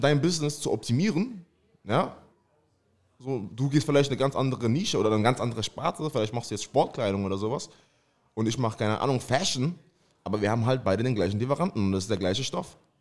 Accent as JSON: {"language": "German", "town": "Mannheim", "region": "Baden-Württemberg", "country": "Germany", "tie": "born or raised there", "said": "geboren in Mannheim, komme aus Mannheim"}